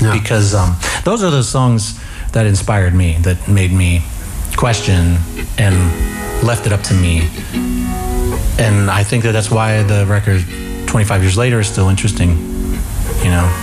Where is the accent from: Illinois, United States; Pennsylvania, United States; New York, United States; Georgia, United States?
Pennsylvania, United States; York; moved away as an adult; growing up in York, Pennsylvania